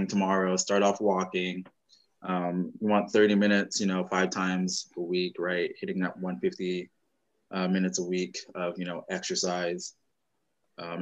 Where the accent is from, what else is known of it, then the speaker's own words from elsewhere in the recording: West Coast, United States; we're all from the West Coast